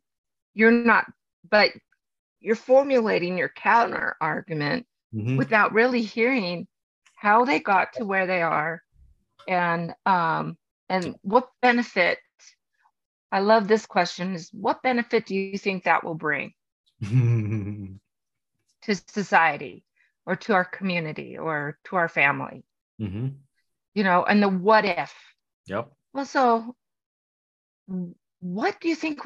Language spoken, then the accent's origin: English; Los Angeles, California, United States; I grew up in Los Angeles